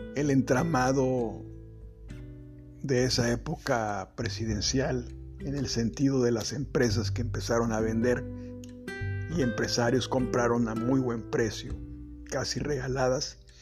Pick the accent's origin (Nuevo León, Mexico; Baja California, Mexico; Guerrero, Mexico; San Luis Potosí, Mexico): Guerrero, Mexico; Acapulco; yo soy originario de Acapulco